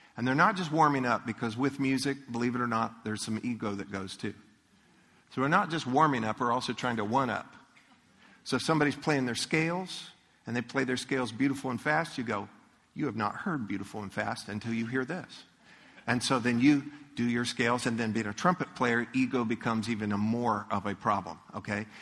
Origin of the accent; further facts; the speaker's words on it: Leesburg, Florida, United States; I grew up in Leesburg.